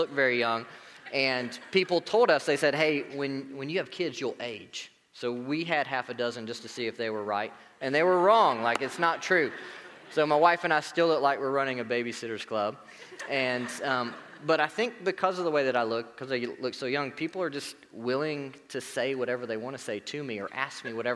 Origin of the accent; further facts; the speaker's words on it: Marietta, United States; moved away; I grew up in Marietta. Go Blue Devils.